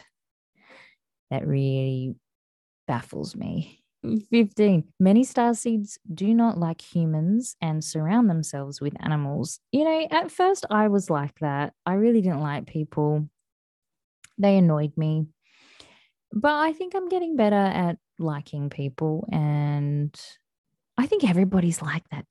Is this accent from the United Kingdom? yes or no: no; Western Australia, Australia; from my home state of Western Australia